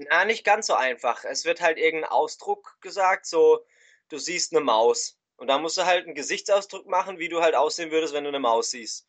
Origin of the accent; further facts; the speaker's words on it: Switzerland; wir kommen aus der Schweiz